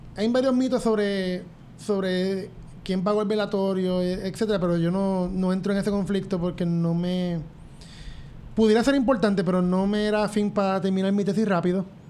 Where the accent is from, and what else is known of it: Puerto Rico